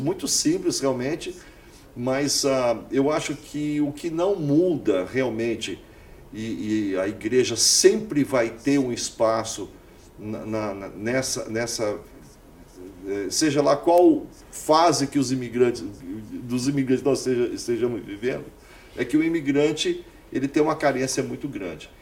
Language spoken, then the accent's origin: Portuguese; Uberaba, Minas Gerais, Brazil; moved away as an adult; now in Orlando, United States; Eu fui criado em Uberaba, na minha cidade natal, na rua Boa Esperança.